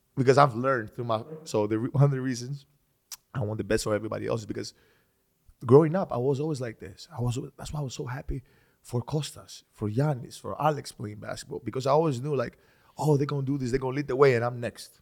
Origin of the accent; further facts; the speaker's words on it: Greece; moved away; I was born and raised in Greece